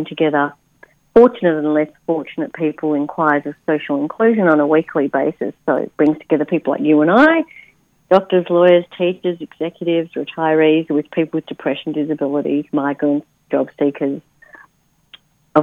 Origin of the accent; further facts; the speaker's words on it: Netherlands; I was born in the Netherlands